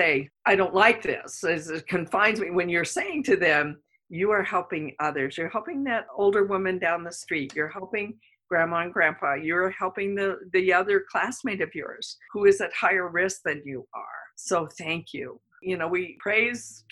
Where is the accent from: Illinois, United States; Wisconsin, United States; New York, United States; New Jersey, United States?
New York, United States; moved away; I'm originally from New York